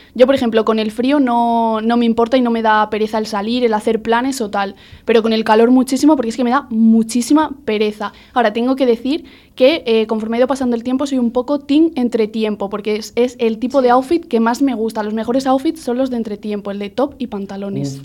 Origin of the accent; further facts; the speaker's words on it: Extremadura, Spain; yo que soy de Extremadura, yo siempre he veraneado en Galicia